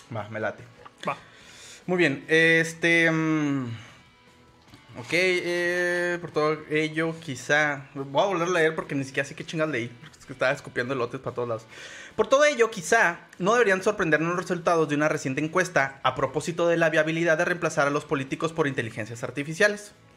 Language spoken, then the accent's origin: Spanish; Ciudad Juárez, Chihuahua, Mexico; no soy de Juárez, pero viví toda mi infancia ahí